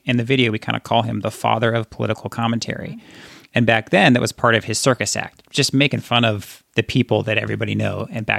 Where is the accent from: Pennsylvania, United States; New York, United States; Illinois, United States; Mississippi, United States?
Pennsylvania, United States; Girard; Because I'm from Girard.